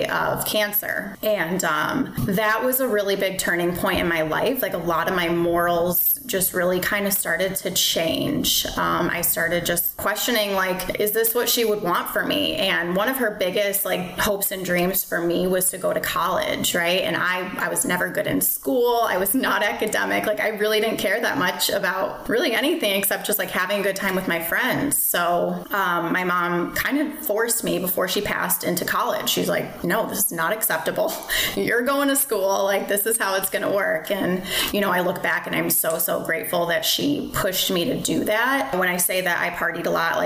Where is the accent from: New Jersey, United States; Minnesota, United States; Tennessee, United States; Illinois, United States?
Illinois, United States; Chicago suburbs; moved away as an adult; now in Florida, United States; I'm from Chicago suburbs, little town called Grace Lake. I moved to Florida